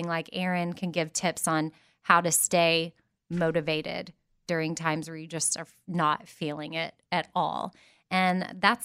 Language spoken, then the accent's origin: English; Austin, Texas, United States; Austin being my hometown and where I grew up